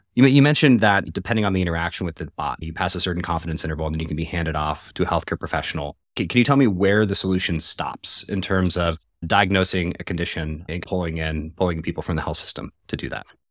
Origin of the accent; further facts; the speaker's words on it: Colorado, United States; I'm from Colorado originally